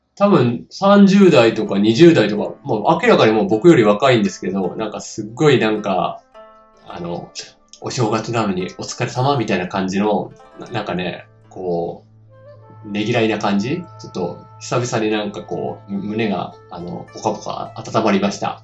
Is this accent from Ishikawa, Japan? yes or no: yes; Ishikawa, Japan; 僕は、えー、石川県の出身なん、出身というか、今も住んでるんですけれど